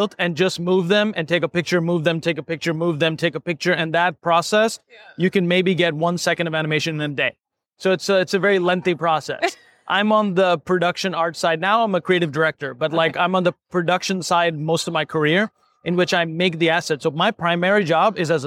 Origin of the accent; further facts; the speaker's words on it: Pakistan; moved away; I grew up in Pakistan